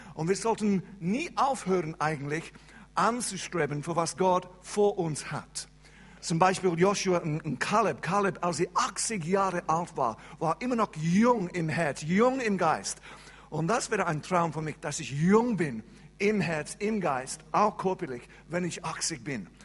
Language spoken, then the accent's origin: German; England, United Kingdom; first language English; German is a second language; moved away as an adult; now in Switzerland; ich bin Engländer und Engländer sprechen keine andere Sprache als Englisch.